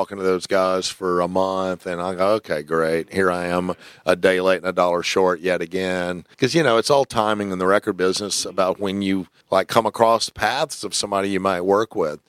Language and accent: English; Georgia, United States; it all roots for us Georgia boys.